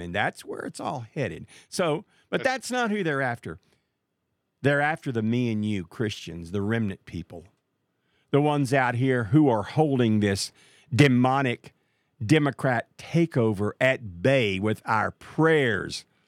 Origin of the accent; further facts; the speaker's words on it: Marshall, Texas, United States; Marshall, Texas. That's my hometown